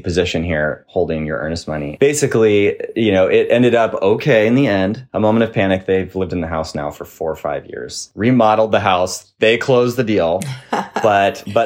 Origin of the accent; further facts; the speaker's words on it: Mercer Island, Washington, United States; also born or lived in West Seattle; My wife and I were living on Mercer Island, my hometown